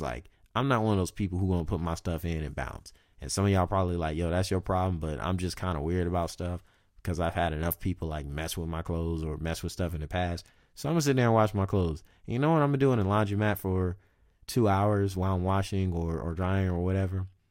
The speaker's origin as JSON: {"language": "English", "region": "the South", "country": "United States", "also_born_or_lived": "California", "moved": "yes", "said": "I'm from the South"}